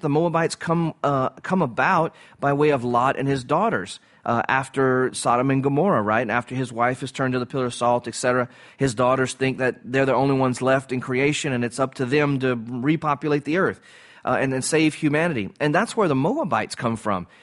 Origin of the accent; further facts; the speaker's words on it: Cajun, Louisiana, United States; I'm a Cajun